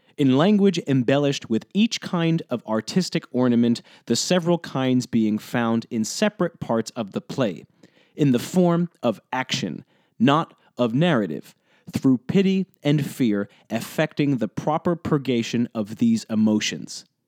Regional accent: New Jersey, United States; now in Providence, United States; I grew up in New Jersey, about twenty-five minutes outside of New York City

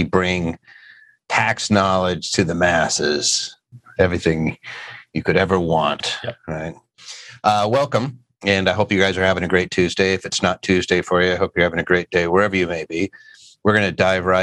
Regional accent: Philadelphia, Pennsylvania, United States; Philly, that's my hometown

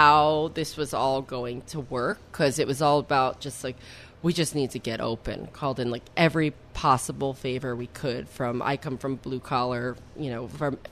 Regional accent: West Milford, New Jersey, United States; my hometown in West Milford, New Jersey

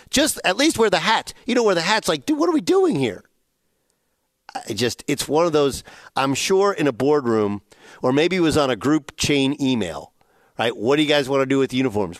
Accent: United States

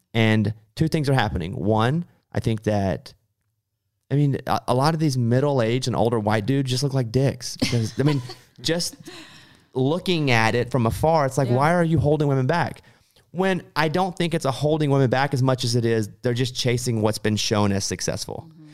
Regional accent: Arkansas, United States; The past few years I've had to go a lot, but I grew up in Arkansas. We didn't go to Los Angeles. So that's all new to me.

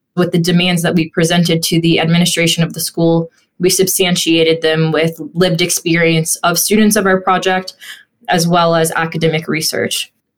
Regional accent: Bexley, Ohio, United States; growing up in Bexley

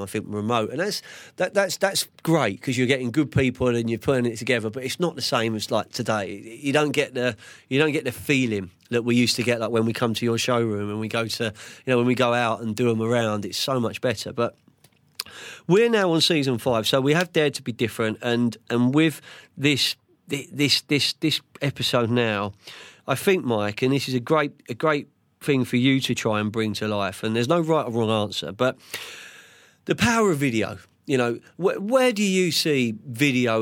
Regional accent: London, United Kingdom; I'm Central London from Fulham

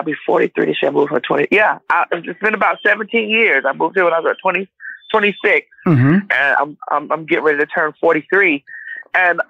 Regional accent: Miami, Florida, United States; now in Conyers, United States; I'm based in Atlanta, Georgia. I'm originally from Miami, Florida.

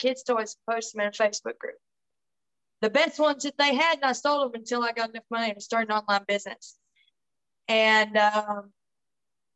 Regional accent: Tennessee, United States; I'm from Tennessee

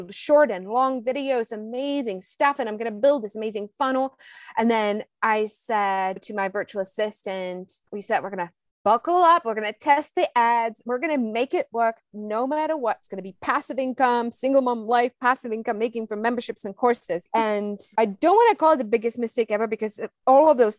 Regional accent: Czechia; moved away; I'm originally from the Czech Republic

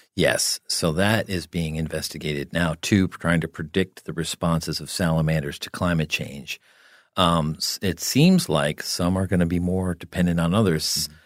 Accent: New Jersey, United States; I grew up in New Jersey

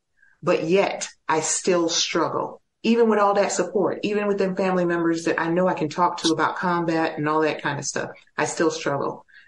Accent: El Paso, Texas, United States; My hometown is very supportive, but also I can reach out to some of the other guys. Joseph Hudson, one of my fellow prisoners of war, lives here in El Paso.

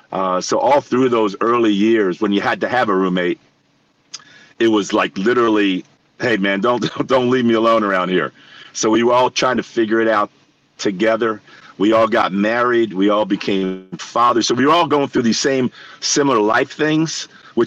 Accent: New York City, New York, United States; Like, I grew up in New York City. I watched Reggie hit all the home runs.

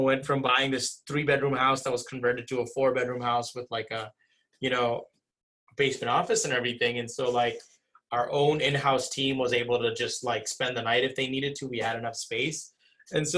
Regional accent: Virginia Beach, Virginia, United States; also born or lived in Jackson Heights, Queens, New York; now in New Jersey, United States; neighborhoods I grew up in Virginia Beach

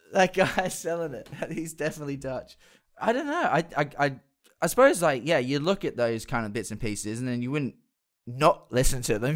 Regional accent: Perth, Western Australia, Australia; when we were growing up in Perth.

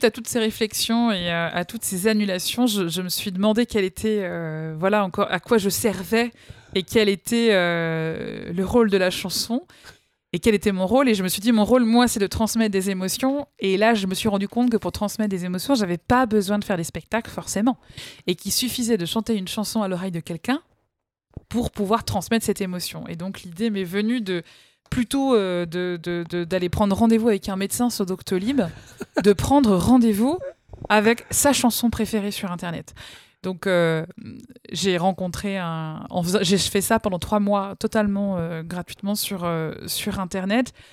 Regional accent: Rumilly, Auvergne-Rhône-Alpes, France; mais de Rumilly.

